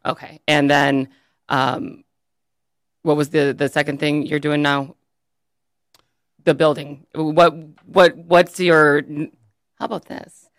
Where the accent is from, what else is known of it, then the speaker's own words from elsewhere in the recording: Birmingham, Michigan, United States; now in Lake Orion, United States; I grew up in Birmingham